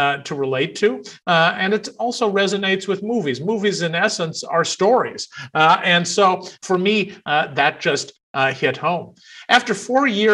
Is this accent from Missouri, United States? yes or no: no; Central Texas, United States; was 7 or 8 years old growing up in Central Texas